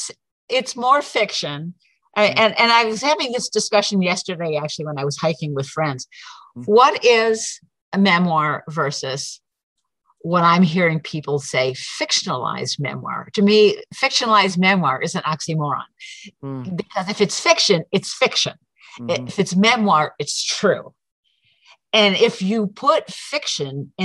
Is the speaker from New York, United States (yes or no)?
yes; Syracuse, New York, United States; moved away; also born or lived in Prescott area, Arizona; I'm originally from Syracuse